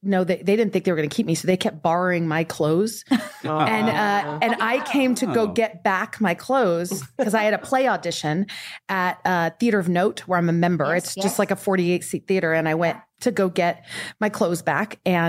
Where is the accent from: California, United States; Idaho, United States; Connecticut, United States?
California, United States; Porterville; I'm from Porterville, California.